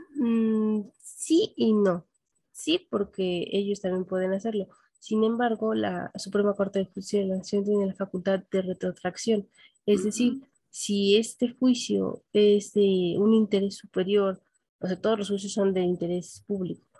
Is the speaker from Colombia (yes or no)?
no; Mexico; nosotros como mexicanos